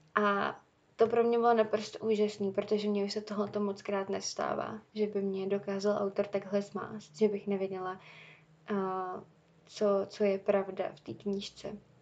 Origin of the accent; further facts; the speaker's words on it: Czechia; u nás v Čechách